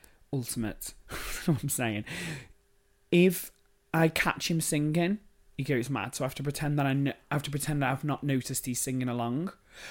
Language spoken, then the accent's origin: English; Wirral, North West England, United Kingdom; I grew up in the Wirral.